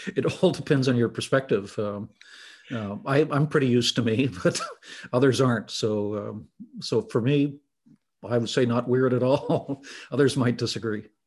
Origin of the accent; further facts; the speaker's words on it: Southern Ontario, Canada; I'd grown up there, I'd been educated there, I'd had my first job there.